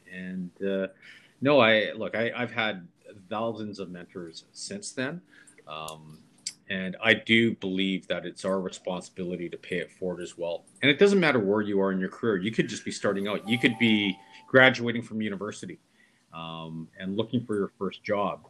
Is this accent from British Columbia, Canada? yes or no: yes; Vancouver, British Columbia, Canada; I was born in Canada, yeah. in Vancouver, in 1970, and I went to five elementary schools in seven years.